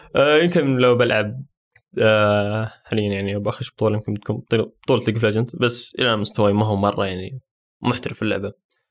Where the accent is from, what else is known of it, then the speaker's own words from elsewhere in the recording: Saudi Arabia; عندنا في السعودية